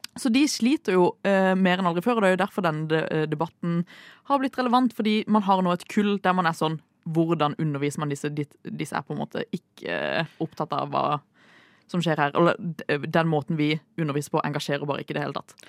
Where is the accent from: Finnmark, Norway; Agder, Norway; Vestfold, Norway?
Agder, Norway; Kristiansand; moved away; Hun er jo fra Sørlandet. Ja. Det, det, er jeg også